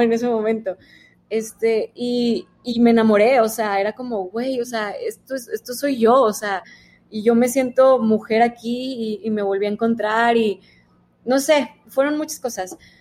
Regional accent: Monterrey, Nuevo León, Mexico; nací en Monterrey, este, y toda la vida he vivido aquí

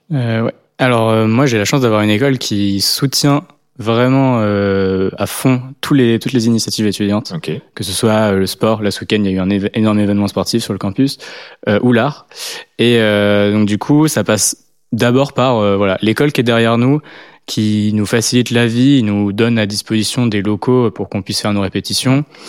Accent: Le Havre, Normandy, France; now in Lyon, France; je viens d'une plus petite ville à la base. je viens du Havre

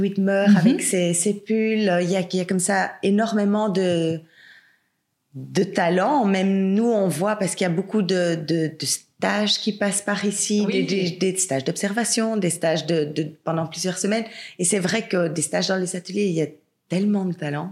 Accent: Belgium; also born or lived in England; je suis belge

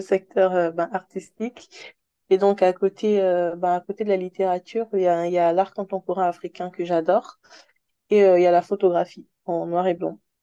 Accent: Republic of the Congo; moved away as an adult; also born or lived in Senegal; now in Paris, France; j'ai grandi au Congo-Brazzaville, en Afrique centrale, jusqu'à mes 18 ans.

